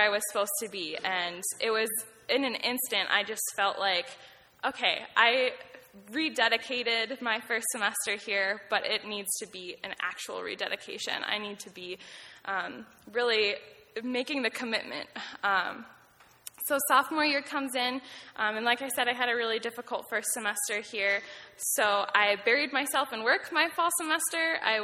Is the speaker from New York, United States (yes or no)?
yes; Nunda, New York, United States; I grew up close by on Nunday, New York, about 30 minutes away